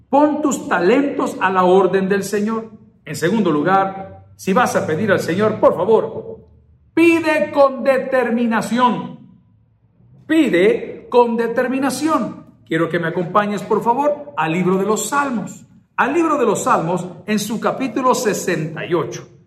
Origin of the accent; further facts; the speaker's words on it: El Salvador; Así somos los salvadoreños, somos determinados.